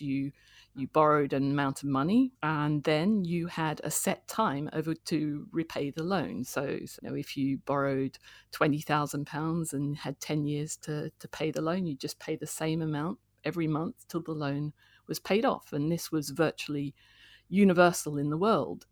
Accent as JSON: {"language": "English", "town": "Canberra", "region": "Australian Capital Territory", "country": "Australia", "tie": "born or raised there", "also_born_or_lived": "Sydney / London", "moved": "as an adult", "lives_now": "United Kingdom", "said": "I was born in Sydney and, uh, grew up in Canberra"}